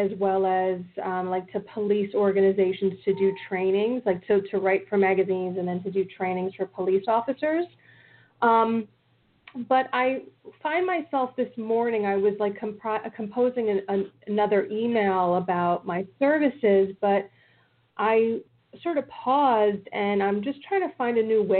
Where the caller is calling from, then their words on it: New Jersey, United States; I'm calling from New Jersey.